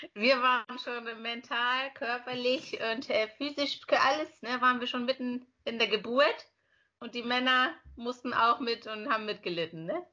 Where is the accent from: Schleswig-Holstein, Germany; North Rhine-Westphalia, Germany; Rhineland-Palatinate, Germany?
Schleswig-Holstein, Germany; Lübeck; also born or lived in Bremen / Berlin; Also ich bin gebürtige Lübeckerin, bin dann nach Bremen gegangen mit 18